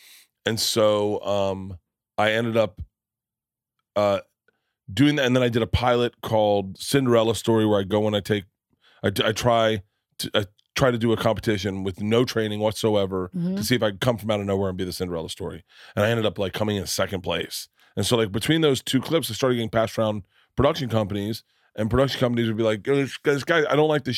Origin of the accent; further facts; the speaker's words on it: Florida, United States; I grew up in Florida.